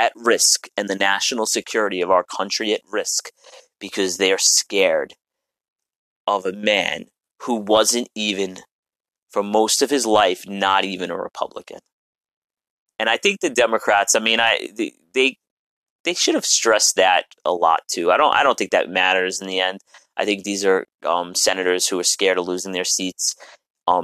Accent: New York City, New York, United States; I'm a New Yorker

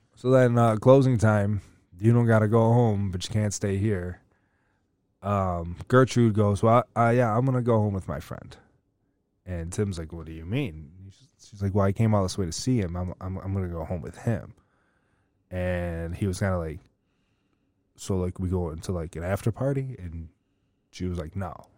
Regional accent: United States; we're American

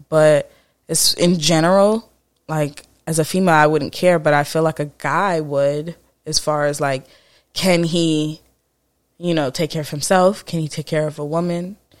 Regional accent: Florida, United States; also born or lived in Jamaica; I was raised in Florida. I'm born in Jamaica

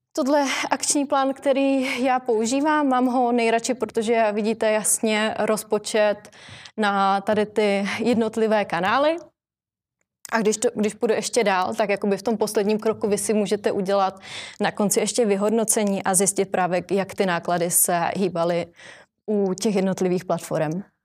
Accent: Ostrava, Moravian-Silesian Region, Czechia; now in Prague, Czech Republic; žiju v Praze, že jako často cestuju do Ostravy, protože jsem z Ostravy

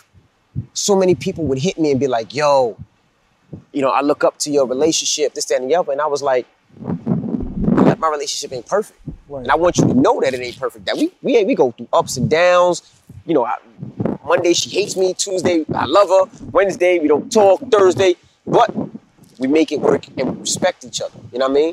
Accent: New York City, New York, United States; also born or lived in Brooklyn; I'm from Queens

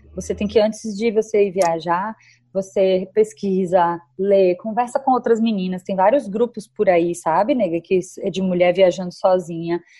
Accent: Bahia, Brazil; eu vim da Bahia

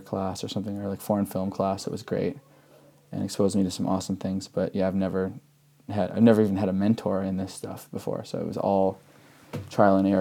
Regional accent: Rapid City, South Dakota, United States; born or raised there; also born or lived in Huron, South Dakota

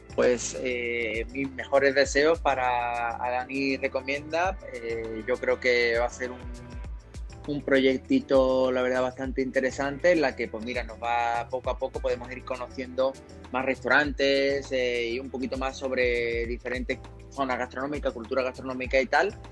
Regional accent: Seville, Andalusia, Spain; moved away as an adult; now in Mexico; yo soy un sevillano eh, que vive en México hace ya nueve años

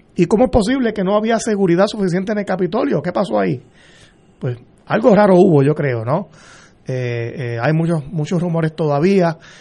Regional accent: Puerto Rico; como todo puertorriqueño

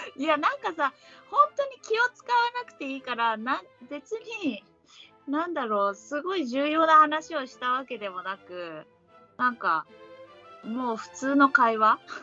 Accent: Ehime, Japan; born or raised there

